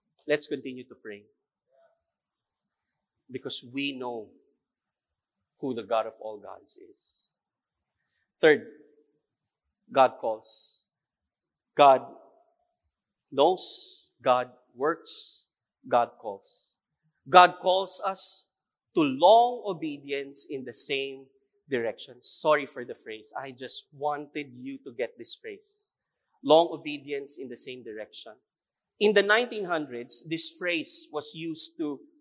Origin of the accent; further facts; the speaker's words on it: Philippines; that is who we are as a Filipino